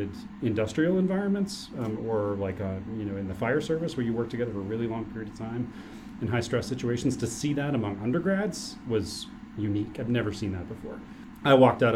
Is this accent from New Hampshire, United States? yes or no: yes; Southern New Hampshire, United States; moved away as an adult; also born or lived in Boston; I'm from Southern New Hampshire. I've wanted to work closer to home and be with my people